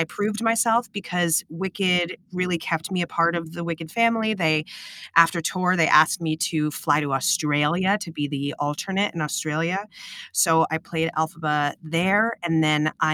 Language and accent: English; New York City, New York, United States; I was from New York City